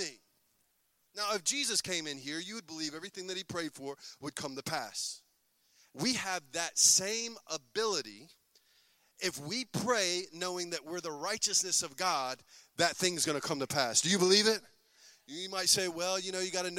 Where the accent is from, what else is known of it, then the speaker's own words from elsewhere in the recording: United States; I'm an American. I was born in America